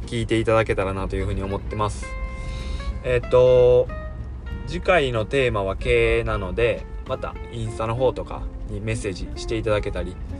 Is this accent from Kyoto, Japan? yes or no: no; Suzuka, Mie, Japan; 僕の地元の、えー、三重県鈴鹿市